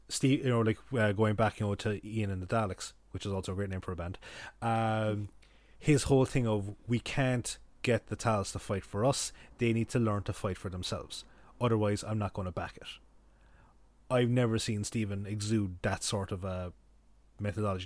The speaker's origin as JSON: {"language": "English", "area": "Kerry", "region": "Munster", "country": "Ireland", "moved": "yes", "lives_now": "Cork, Ireland", "said": "I'm from Kerry"}